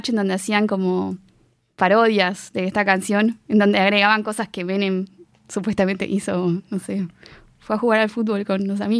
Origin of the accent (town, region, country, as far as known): Argentina; now in France